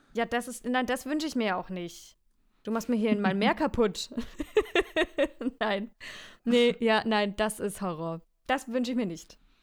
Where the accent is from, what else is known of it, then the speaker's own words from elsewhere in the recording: Franconia, Bavaria, Germany; accent: Franconian; mein Dialekt Fränkisch